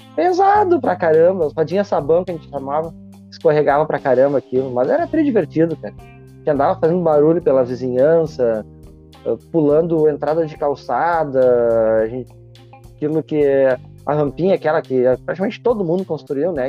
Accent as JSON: {"language": "Portuguese", "town": "Porto Alegre", "region": "Rio Grande do Sul", "country": "Brazil", "tie": "born or raised there", "said": "no bairro onde eu cresci, no Santana, aqui em Porto Alegre"}